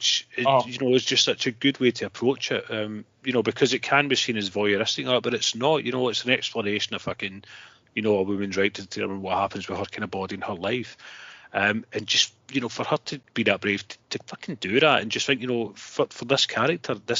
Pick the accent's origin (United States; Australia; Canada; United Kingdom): United Kingdom; Scotland; We're Scots